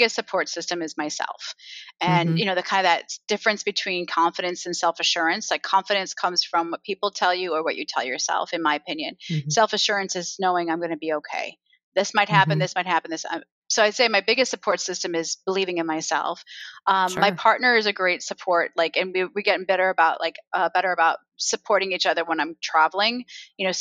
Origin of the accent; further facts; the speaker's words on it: Iowa, United States; I grew up in Iowa